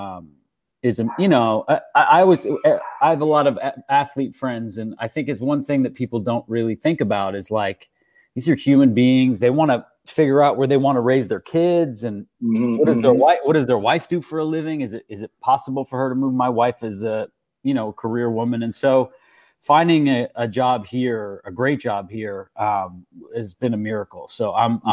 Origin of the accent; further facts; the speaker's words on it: Canada; I'm Canadian, and I grew up in the early 90s